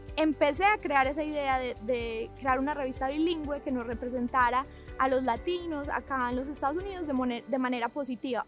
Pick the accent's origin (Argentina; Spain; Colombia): Colombia; Medellín, Antioquia; moved away; also born or lived in Miami; nací en Miami, pero crecí en Colombia. Mi familia es colombiana de Medellín, Colombia. Crecí ahí en los 90